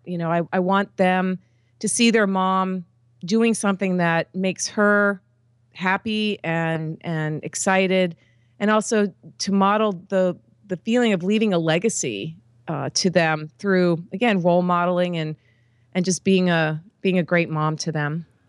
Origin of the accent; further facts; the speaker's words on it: East Coast of the United States, United States; I grew up on the East Coast of the United States